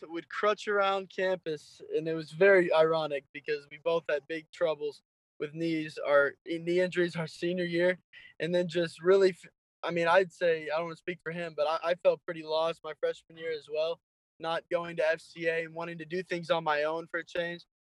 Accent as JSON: {"language": "English", "region": "California", "country": "United States", "moved": "as an adult", "lives_now": "Iowa, United States", "said": "I'm originally from California. I came out to William Penn to play football"}